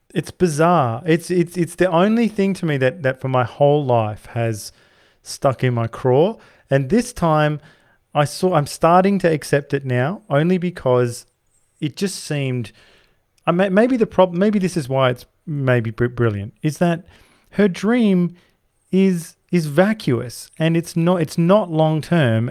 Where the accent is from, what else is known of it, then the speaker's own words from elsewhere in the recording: Perth, Western Australia, Australia; I come from Perth, the most isolated city in the world.